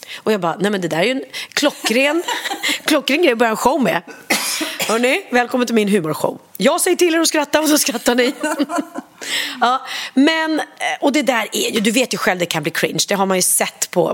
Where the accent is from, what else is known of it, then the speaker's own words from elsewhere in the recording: Sweden; jag är uppvuxen så på, på Langnö